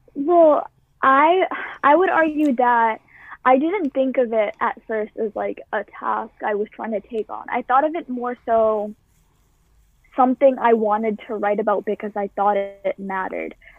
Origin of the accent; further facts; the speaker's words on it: Boston, Massachusetts, United States; I've lived in the same town my entire life. I have never moved. I've lived in Boston, Massachusetts